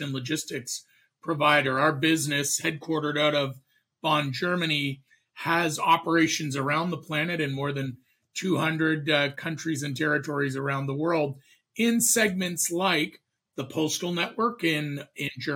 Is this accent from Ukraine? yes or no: no; Canada; moved away as an adult; now in United States; I'm a Canadian